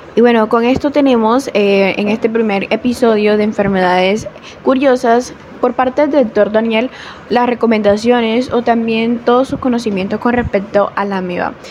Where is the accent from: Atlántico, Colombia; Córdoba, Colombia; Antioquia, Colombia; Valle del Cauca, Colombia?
Córdoba, Colombia; soy de Córdoba, Colombia